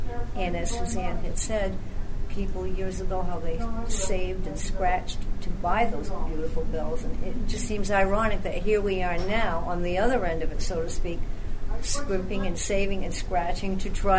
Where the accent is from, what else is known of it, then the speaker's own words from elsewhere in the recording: New Bedford, Massachusetts, United States; I've been, I guess, a transplanted sort of person there. I was originally from the South End, but I have been there approximately 40 years.